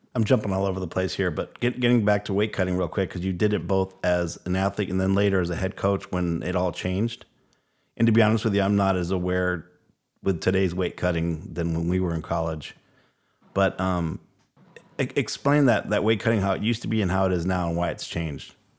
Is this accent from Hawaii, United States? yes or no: yes; Hawaii, United States; This kid from Hawaii